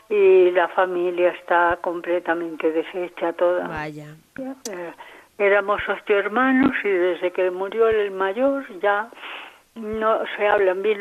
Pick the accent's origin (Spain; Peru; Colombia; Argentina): Spain; Andalusia; Y yo, en cambio, soy andaluza y él dice que me amparo en que soy andaluza